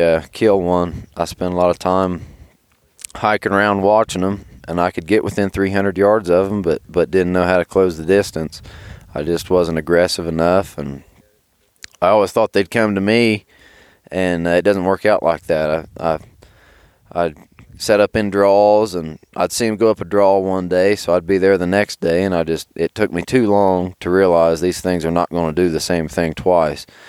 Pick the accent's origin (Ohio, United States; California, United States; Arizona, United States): Ohio, United States; Southern; I'm from Southern Ohio